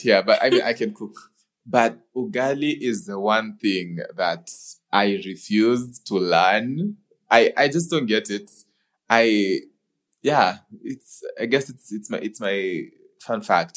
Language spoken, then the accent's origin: English; Kenya; I being a Kenyan